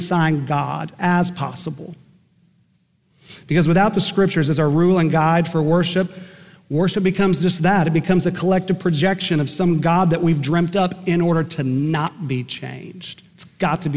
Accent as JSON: {"language": "English", "town": "Eden", "region": "Oklahoma", "country": "United States", "tie": "born or raised there", "said": "Growing up in Eden, Oklahoma"}